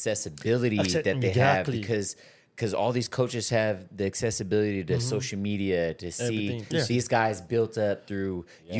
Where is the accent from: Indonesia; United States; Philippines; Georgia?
Philippines; We obviously, as a Filipino culture, a Philippine basketball, we're at a disadvantage because we don't have the athleticism.